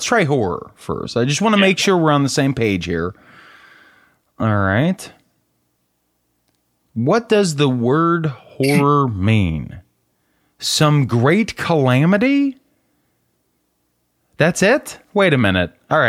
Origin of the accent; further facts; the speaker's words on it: the South, United States; Or, excuse me, I'm from the South, so a mess about